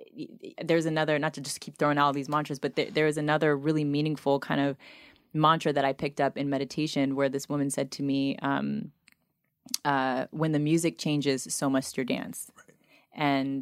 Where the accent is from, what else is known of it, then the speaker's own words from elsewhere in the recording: United States; I grew up on the Oprah Winfrey Show.